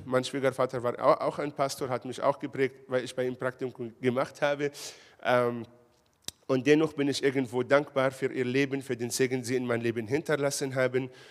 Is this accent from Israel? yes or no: yes; Israel; now in Ulm, Germany; Ich komme ja aus Israel